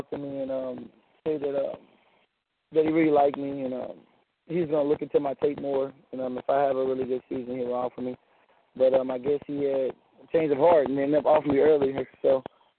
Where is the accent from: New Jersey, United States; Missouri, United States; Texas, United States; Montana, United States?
Texas, United States; I was born and raised in Texas